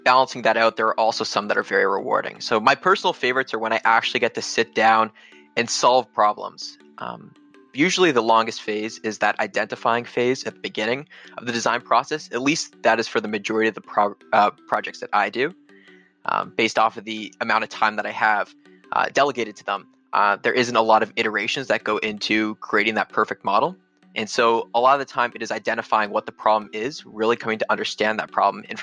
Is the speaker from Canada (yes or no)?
yes; Canada; me being Canadian